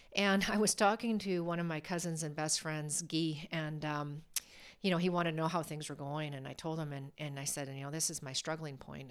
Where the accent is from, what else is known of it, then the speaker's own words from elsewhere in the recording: Alberta, Canada; I was born and raised in Alberta, a province in Canada.